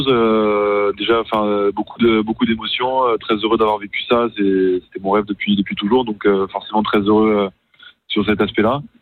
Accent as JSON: {"language": "French", "region": "Brussels", "country": "Belgium", "tie": "born or raised there", "said": "j'ai grandi à Bruxelles en Belgique parce que mes parents s'y sont installés quand, quand j'avais trois ans"}